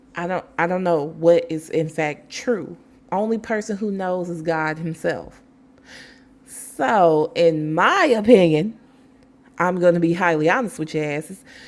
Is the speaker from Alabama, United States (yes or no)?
yes; Alabama, United States; my home state